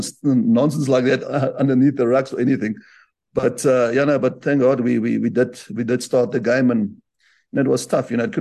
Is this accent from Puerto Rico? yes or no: no; South Africa; I grew up in Afrikaans school